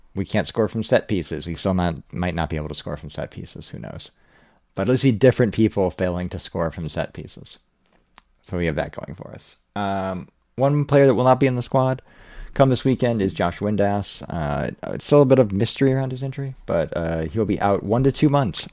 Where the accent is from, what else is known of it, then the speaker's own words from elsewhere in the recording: United States; As a American